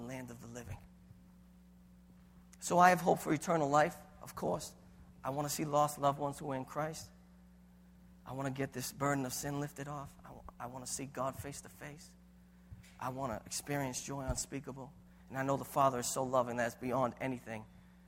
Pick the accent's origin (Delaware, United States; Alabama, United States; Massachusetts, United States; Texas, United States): Massachusetts, United States; Boston; I have an Italian heritage. We don't talk about what we go through. We're from Boston